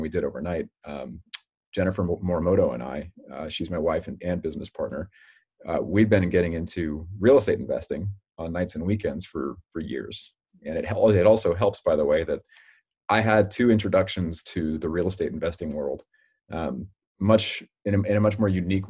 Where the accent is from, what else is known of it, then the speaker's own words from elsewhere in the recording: Redwood City, California, United States; I was born and raised in Redwood City, which is just kind of tucked a little bit south of San Francisco